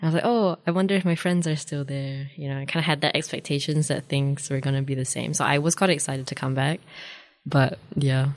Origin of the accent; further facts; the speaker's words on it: Dunedin, Otago, New Zealand; also born or lived in Cheras, Kuala Lumpur, Malaysia; I am Malaysian, uh, but I've lived in Dunedin for most of my life